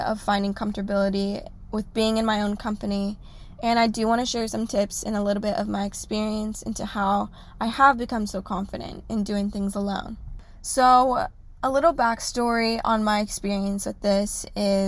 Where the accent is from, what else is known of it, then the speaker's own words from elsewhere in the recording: Orange County, California, United States; I am from Orange County.